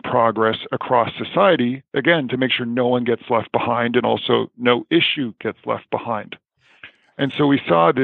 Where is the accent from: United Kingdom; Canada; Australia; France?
Canada; I'm Canadian